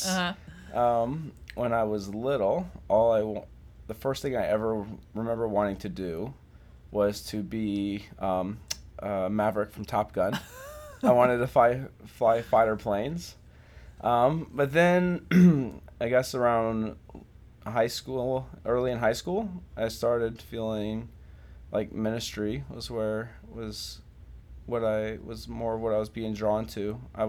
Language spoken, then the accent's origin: English; Virginia Beach, Virginia, United States; I'm mostly from Virginia Beach. My dad was in the Navy, and so we moved around a little bit growing up, but I spent pretty much all my middle school and high school time in Virginia Beach, Virginia.